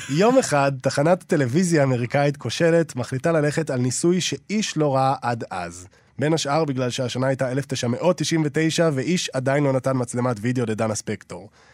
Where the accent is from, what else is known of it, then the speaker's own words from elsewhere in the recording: Israel; אני גם ישראלי